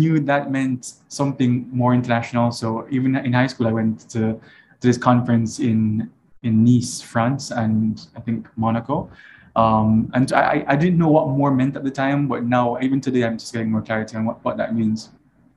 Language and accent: English; Kingston, Jamaica; now in California, United States; I grew up in Jamaica, of course. I'm very much Jamaican